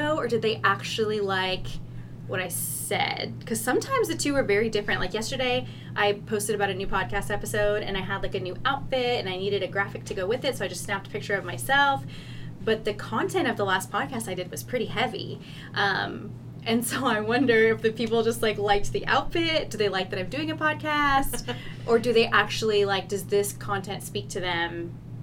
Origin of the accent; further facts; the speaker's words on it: New Braunfels, Texas, United States; now in Wichita, United States; I grew up in New Braunfels